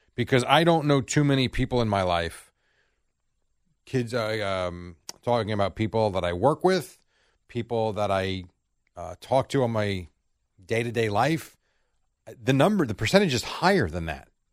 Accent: United States; as an American

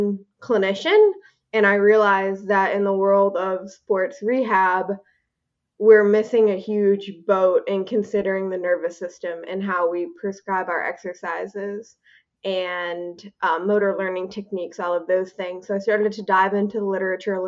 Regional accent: Minnesota, United States; moved away as an adult; also born or lived in North Dakota; I am from Minnesota originally

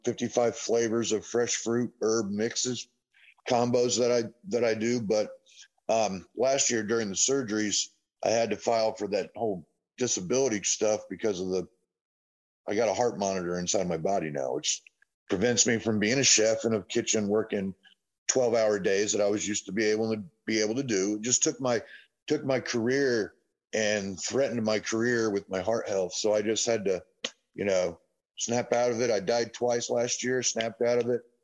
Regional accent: Indianapolis, Indiana, United States; moved away as an adult; also born or lived in Carmel, Indiana / Noblesville, Indiana; now in Shelbyville, United States; I'm from Indianapolis, Carmel, and Noblesville, majority of my life

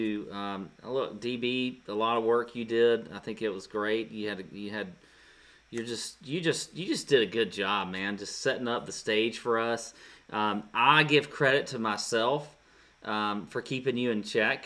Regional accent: Savannah, Georgia, United States; in Savannah, which is obviously my hometown, and it was right in my neighborhood

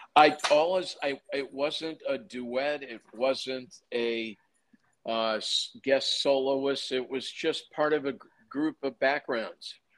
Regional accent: Chicago, Illinois, United States; I grew up in Chicago

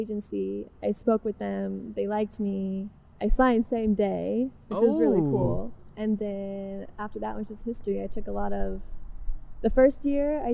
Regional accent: Southern Indiana, United States; moved away as an adult; now in Los Angeles, United States; I'm technically from Southern Indiana, but I'm like 15 minutes across the border of Kentucky

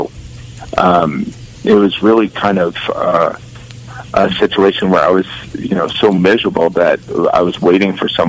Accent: suburbs of Gary, Indiana, United States; moved away; also born or lived in Illinois; in fifth grade, we moved, and there was, I was born actually in Illinois, and we moved to the suburbs of Gary in Indiana, and so it was much more of an urban setting

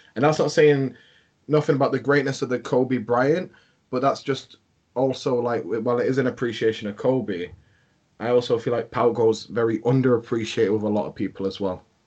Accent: England, United Kingdom; I'm from England

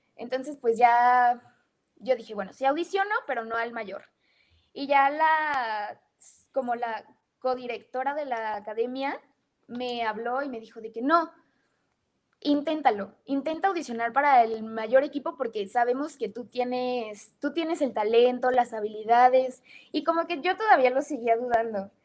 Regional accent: Mexico; also born or lived in United States; me regresé para México. O sea, el objetivo era que yo naciera allá

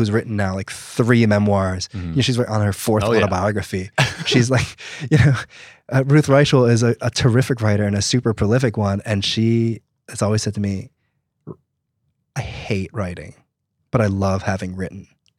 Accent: New Jersey, United States; I'm from New Jersey. Okay. And so I grew up surrounded

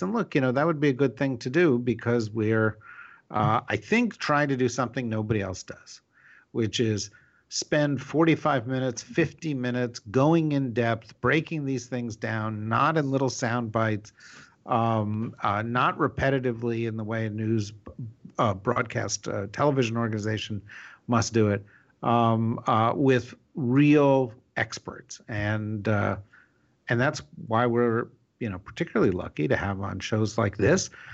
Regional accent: New Jersey, United States; I'm from New Jersey.

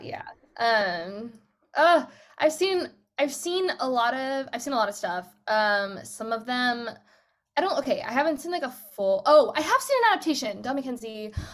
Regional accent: United States; first language English; moved away as an adult; now in United Kingdom; I'm American

